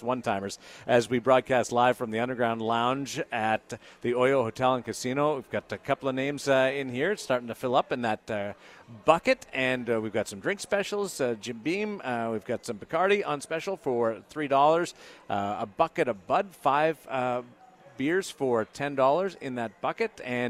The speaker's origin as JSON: {"language": "English", "country": "Canada", "said": "me being a Canadian"}